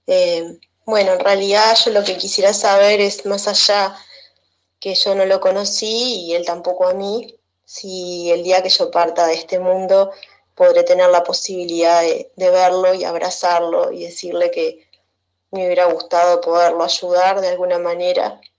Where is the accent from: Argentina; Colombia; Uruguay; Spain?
Uruguay; soy de Uruguay